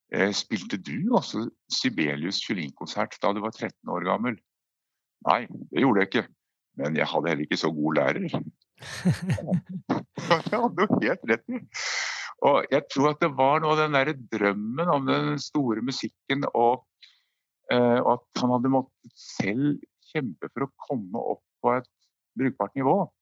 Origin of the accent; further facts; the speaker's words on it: Brumunddal, Innlandet, Norway; Brumunddal, der jeg vokste opp